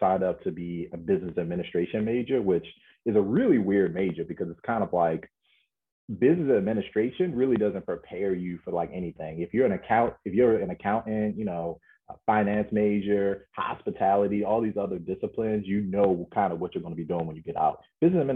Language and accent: English; Baltimore, Maryland, United States; I'm a kid from Baltimore